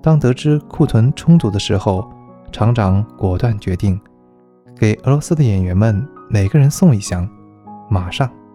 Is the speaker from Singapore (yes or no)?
no; China; 作为一个中国人，我真的很幸福